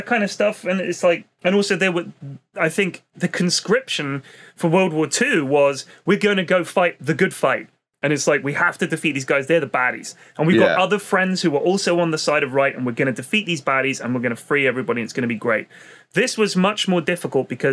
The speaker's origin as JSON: {"language": "English", "town": "New York City", "region": "New York", "country": "United States", "tie": "born or raised there", "said": "when I was growing up in Queens"}